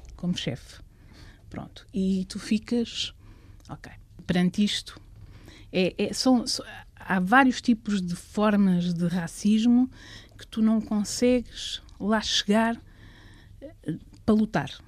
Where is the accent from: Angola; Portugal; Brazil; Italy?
Portugal; Coimbra, Centro; minha terra é Coimbra